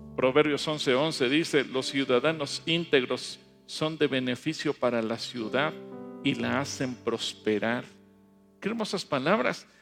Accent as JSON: {"language": "Spanish", "country": "Mexico", "said": "las raíces en México era, éramos un pueblo politeísta"}